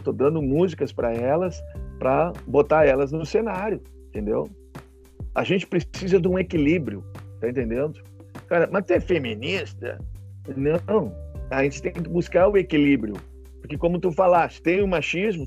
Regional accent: Rio Grande do Sul, Brazil; nós temos outra língua aqui

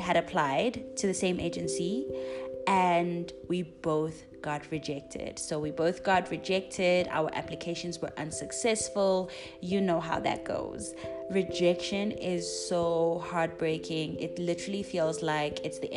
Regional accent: South Africa; as South African teachers, especially as young Black females

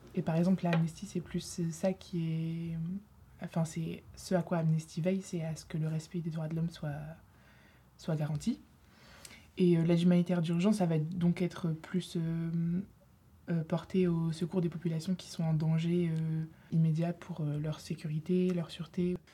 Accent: Lille, Hauts-de-France, France; moved away; je suis en deuxième année ici à Sciences Po. Euh, je viens de Lille

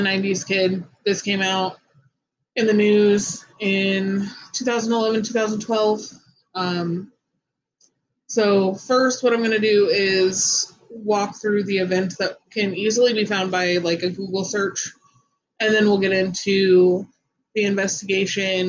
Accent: Gary, Indiana, United States; Growing up in Gary, Indiana wasn't easy. We lived on Ohio Street in East Glen Park

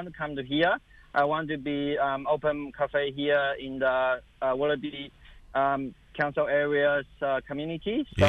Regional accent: China; English is a second language; also born or lived in Melbourne, Australia / Tasmania, Australia; now in Sydney, Australia; I'm original from China, and at the same time, I've been living in Sydney, Melbourne, and Tasmania. So firstly, I would like to say, please forgive me, because English is my second language.

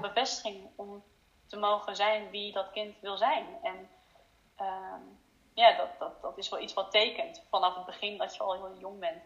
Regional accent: Netherlands; also born or lived in China; Ik zie mezelf voornamelijk als Nederlander

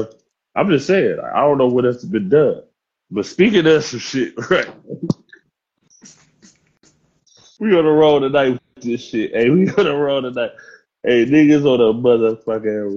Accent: Cleveland, Ohio, United States; I'm from the Clare

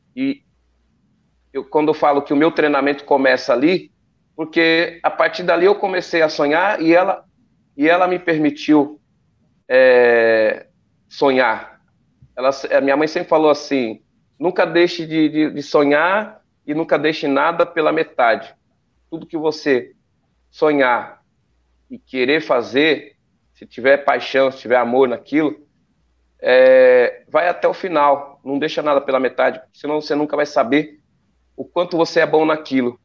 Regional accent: São Bernardo do Campo, São Paulo, Brazil; Eu, moro, eu, moro, em São Bernardo do Campo, nasci lá em São Bernardo do Campo.

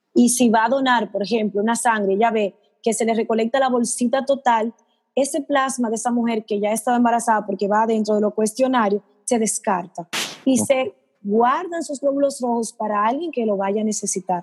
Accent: Dominican Republic; como los dominicanos somos tan altos

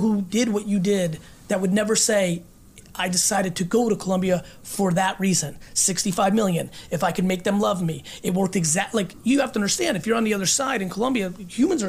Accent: Russia; born or raised there; moved away

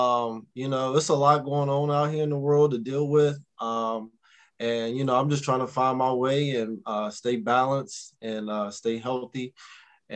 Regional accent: Vinton, Virginia, United States; the neighborhood I grew up in Roanoke or Vinton, Virginia

